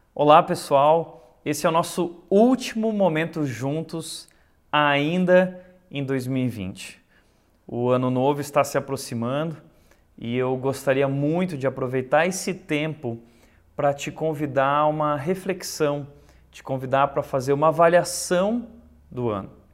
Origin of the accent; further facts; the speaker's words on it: Brazil; Nós somos brasileiros